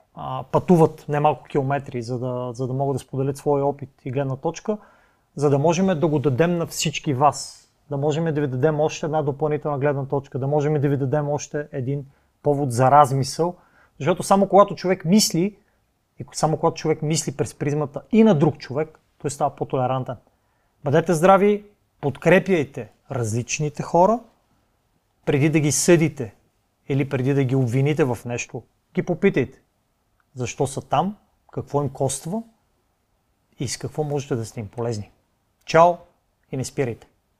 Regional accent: Bulgaria; като българин

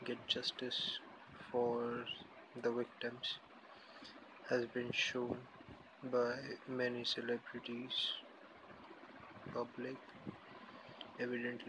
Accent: India; I'm basically from India

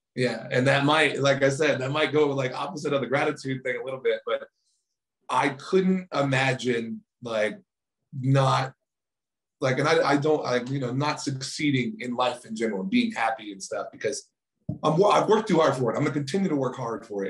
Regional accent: Titusville, Florida, United States; moved away; also born or lived in California / Maine / Baltimore; this is actually where I'm originally from. Uh, I was born in Titusville, Florida.

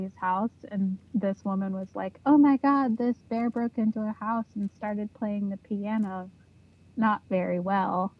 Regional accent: New York, United States; I grew up in New York and our urban legends was Cropsey.

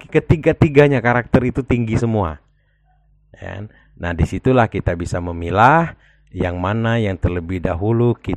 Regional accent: Palembang, South Sumatra, Indonesia

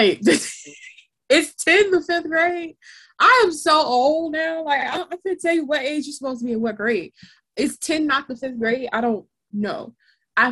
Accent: United States; also born or lived in Inglewood

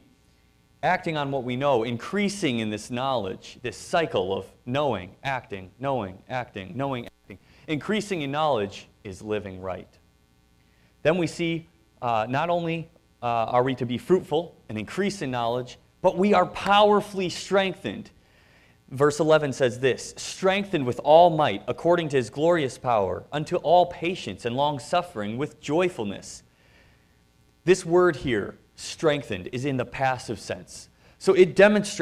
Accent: Wisconsin, United States; we're from Wisconsin

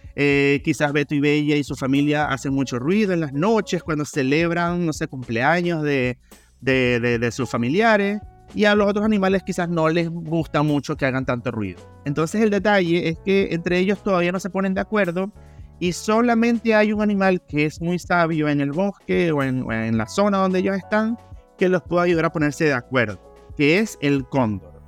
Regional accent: Venezuela; moved away as an adult; now in Chile; soy venezolano

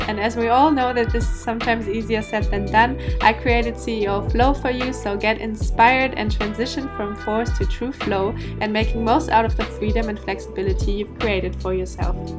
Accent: Germany; first language German; English is a second language; moved away as an adult; also born or lived in Portugal; now in Indonesia; originally, I'm from Germany, but I'm living the digital nomad life since I think more than a year now.

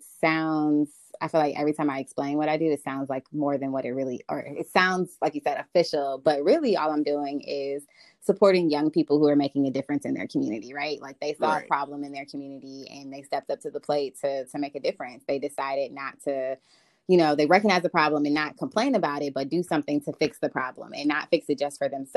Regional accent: Winter Garden, Florida, United States; also born or lived in Orlando, Florida; now in Washington, D.C., United States; I am originally from Orlando, Florida. Grew up in the Winter Garden area. I am currently living in Washington, D.C.

